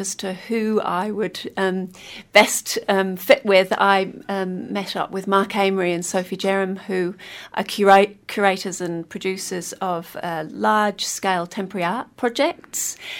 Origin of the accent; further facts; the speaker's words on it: Kingston upon Hull, Yorkshire and the Humber, United Kingdom; moved away as an adult; now in Wellington, New Zealand; I'm originally from Kingston upon the Hull